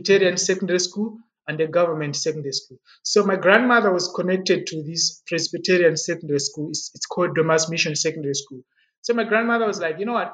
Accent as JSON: {"language": "English", "town": "Blantyre", "region": "Southern Region", "country": "Malawi", "tie": "born or raised there", "also_born_or_lived": "Zomba / Lilongwe", "moved": "as an adult", "lives_now": "South Africa", "said": "I was born in Zomba, which is the old capital city of Malawi. It is found in the eastern part of Malawi. And I got my primary school education in Blantyre, which is southern part of Malawi."}